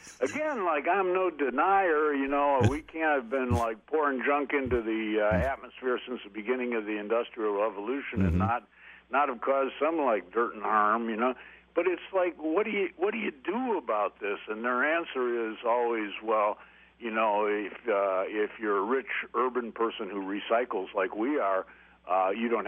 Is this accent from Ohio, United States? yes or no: yes; Toledo, Ohio, United States; I'm from Toledo